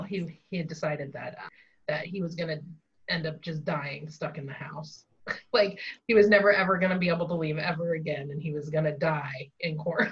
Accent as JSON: {"language": "English", "region": "California", "country": "United States", "said": "So we're from California, and I know we have a number of Native American tribes around here."}